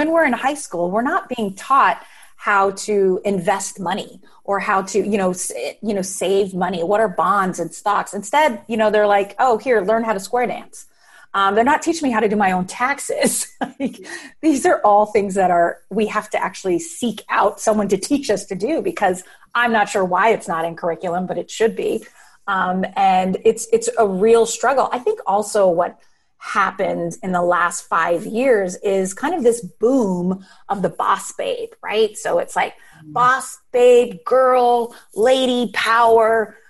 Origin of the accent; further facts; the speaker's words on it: Guam; born there; also born or lived in San Francisco; I was born in Guam, you know, and while my dad was in the Navy. And then it wasn't until he retired and we were in San Francisco that I was at one high school for 4 years.